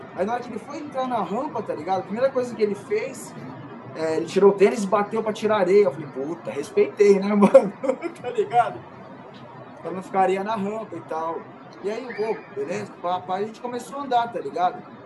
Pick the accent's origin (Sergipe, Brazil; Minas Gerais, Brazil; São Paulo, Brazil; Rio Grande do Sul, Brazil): São Paulo, Brazil; sou de São Paulo